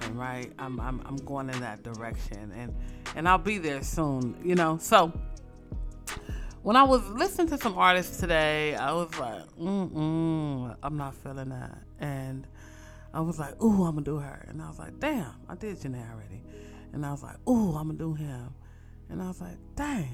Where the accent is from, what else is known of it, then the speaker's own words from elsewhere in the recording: West Coast, United States; I'm from the West Coast